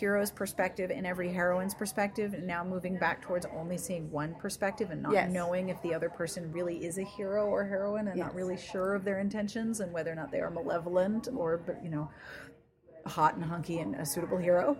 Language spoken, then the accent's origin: English; Pennsylvania, United States; in Pennsylvania where I grew up, too.